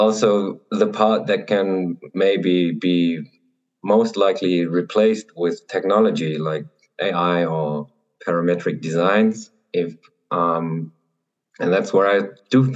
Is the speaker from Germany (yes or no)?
yes; Germany; I'm an architect from Germany.